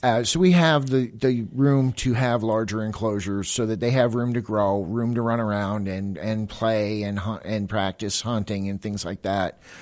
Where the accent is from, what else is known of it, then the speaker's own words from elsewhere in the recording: Florida, United States; moved away; I'm originally from Florida